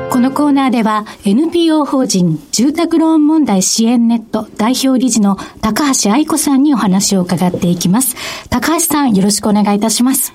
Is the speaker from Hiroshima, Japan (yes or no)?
no; Saitama, Japan; 私埼玉出身